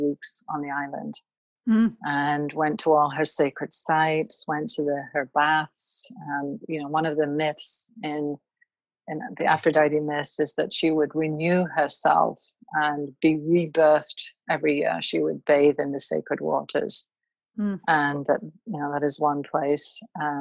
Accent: United Kingdom; now in United States; I'm originally from the United Kingdom

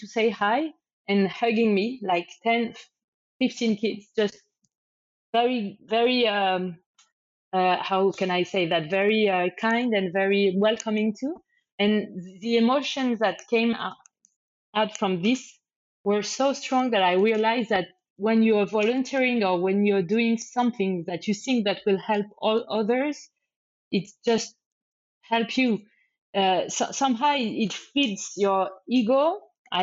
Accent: France; English is a second language; moved away as an adult; also born or lived in Spain; I'm from France, but I lived in Spain for many years

